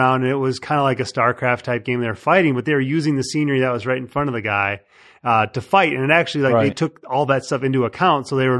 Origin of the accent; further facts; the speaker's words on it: Chicago, Illinois, United States; I'm from Chicago